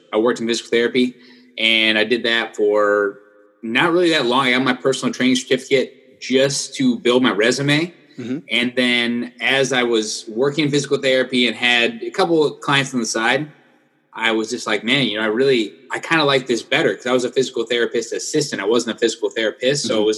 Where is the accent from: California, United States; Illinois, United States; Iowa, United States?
Iowa, United States; moved away as an adult; now in South Florida, United States; I'm actually from Iowa, as you can see this over here. Yeah. I got my Iowa banner. So I'm from Iowa. And then that's where I went to school